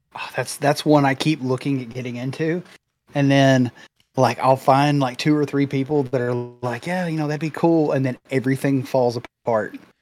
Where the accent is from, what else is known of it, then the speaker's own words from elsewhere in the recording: Memphis, Tennessee, United States; I'm from the Memphis area